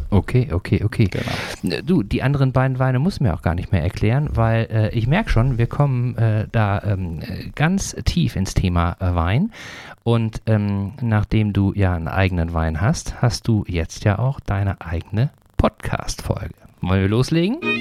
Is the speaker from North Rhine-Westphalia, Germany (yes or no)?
yes; Sauerland, North Rhine-Westphalia, Germany; moved away; Ich komme nämlich auch ursprünglich aus Nordrhein-Westfalen, allerdings aus der anderen Ecke, ne, äh, mhm. äh, aus dem Sauerland, das ist näher, Nähe von Dortmund